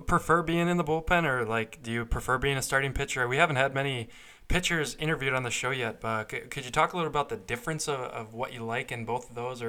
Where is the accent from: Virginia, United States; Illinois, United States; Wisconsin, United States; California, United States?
Wisconsin, United States; Madison; growing up in Madison, Wisconsin, for me, I was a Mallards fan, grew up watching them play